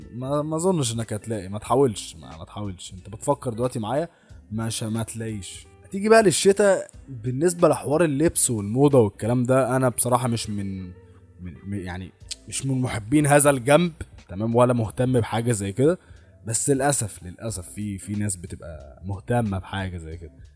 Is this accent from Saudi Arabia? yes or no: no; Egypt; عندنا في مصر